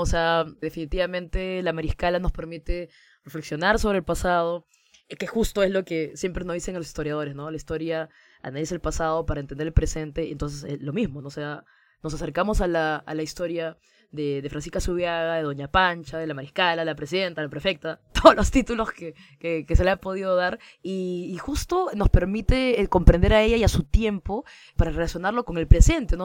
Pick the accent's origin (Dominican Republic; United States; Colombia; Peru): Peru; lo que nos define también como peruanos, que son los géneros que escuchamos los peruanos